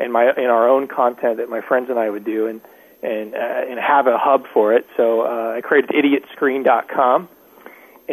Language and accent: English; Dayton, Ohio, United States; now in Los Angeles, United States; I grew up in Dayton, Ohio, in a small town right outside of Dayton